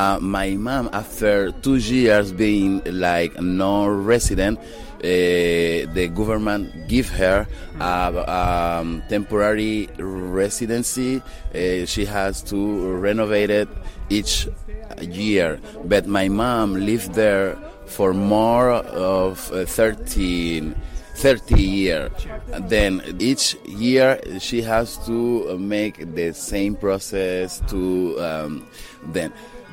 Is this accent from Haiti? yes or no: yes; Haiti; English is a second language; also born or lived in Dominican Republic; I'm an actor and filmmaker, and I come to show God Willing Julie. I'm from Haiti and Dominican Republic, two of them.